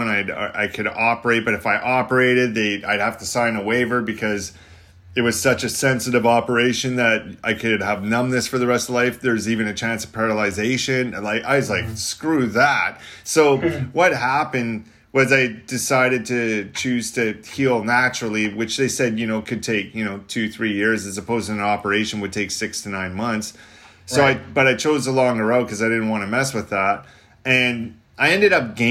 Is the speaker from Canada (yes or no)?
yes; Canada; I'm from Canada.